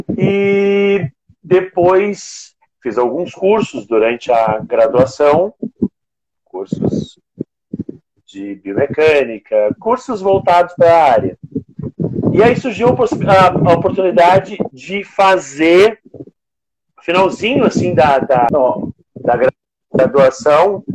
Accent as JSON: {"language": "Portuguese", "town": "Rio Grande", "region": "Rio Grande do Sul", "country": "Brazil", "said": "eu sou de Rio Grande, Rio Grande do Sul, uma cidade no extremo sul gaúcho"}